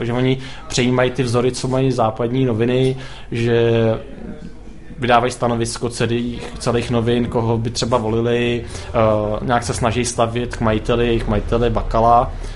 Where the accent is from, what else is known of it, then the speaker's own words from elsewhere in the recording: Zvěstov, Central Bohemian Region, Czechia; Zvěstov je vesnice, odkud pocházím